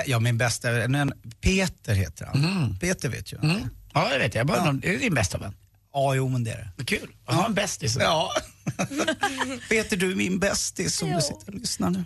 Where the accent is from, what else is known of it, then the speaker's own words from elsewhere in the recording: Örebro, Örebro County, Sweden; jag är ju uppvuxen då i Örebro, Närke